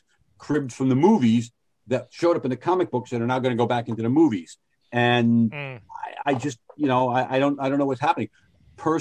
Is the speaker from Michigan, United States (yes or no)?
no; Norwalk, Connecticut, United States; also born or lived in Fairfield, Connecticut; my hometown of Norwalk, Connecticut.